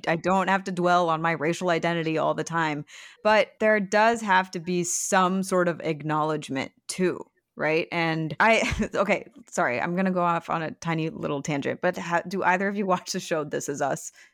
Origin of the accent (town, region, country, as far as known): Michigan and Ohio, Midwest, United States; born or raised there